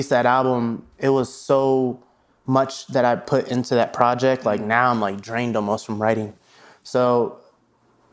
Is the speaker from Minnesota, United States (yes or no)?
no; Des Moines, Iowa, United States; moved away; also born or lived in Atlanta; I'm from Des Moines, Iowa. So there wasn't a lot of audio engineers out there, growing up.